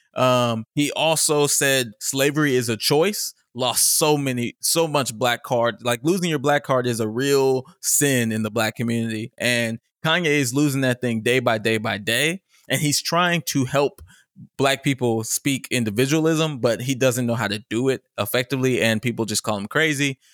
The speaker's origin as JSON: {"language": "English", "town": "Richardson", "region": "Texas", "country": "United States", "said": "I'm from Richardson."}